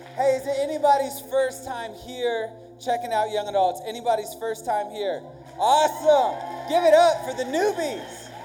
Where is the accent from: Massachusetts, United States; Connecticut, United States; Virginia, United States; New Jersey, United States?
Virginia, United States; first language English; I grew up in Virginia